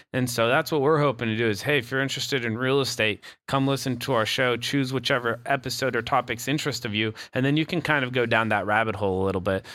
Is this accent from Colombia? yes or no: yes; Bogotá, Colombia; also born or lived in Canada; now in Asheville, United States; I grew up in Bogota, Colombia